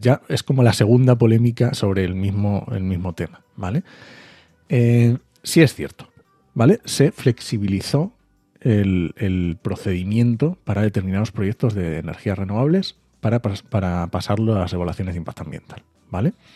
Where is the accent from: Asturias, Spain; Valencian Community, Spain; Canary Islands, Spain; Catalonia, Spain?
Asturias, Spain; yo soy asturiano